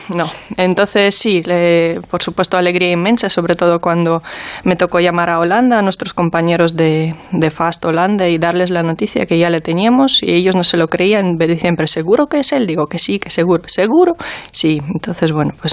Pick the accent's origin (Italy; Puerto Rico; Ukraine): Ukraine; now in Spain; mi país de origen